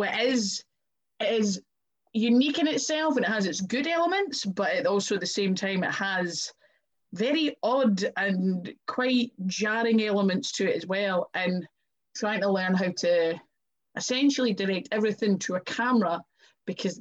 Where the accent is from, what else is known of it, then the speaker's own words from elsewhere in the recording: Scotland, United Kingdom; accent: Scottish; my hometown, in my home country